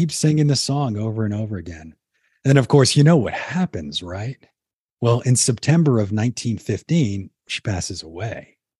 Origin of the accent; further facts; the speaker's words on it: New Orleans, Louisiana, United States; I grew up down in New Orleans and grew up right off the Mississippi River